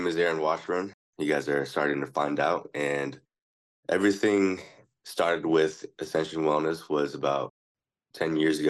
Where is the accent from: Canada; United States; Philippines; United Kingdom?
Philippines; You're actually right, though. I am Filipino.